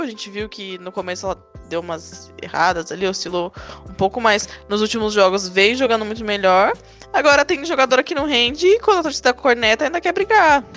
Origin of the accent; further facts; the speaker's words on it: São Paulo, Brazil; accent: paulista; a gente aqui com esse sotaque paulista